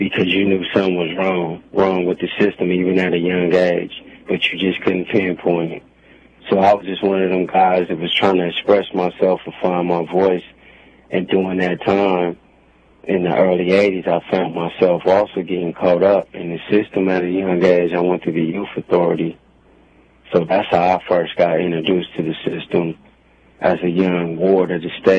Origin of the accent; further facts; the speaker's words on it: Oakland, California, United States; I was born here in Oakland, California, born and raised.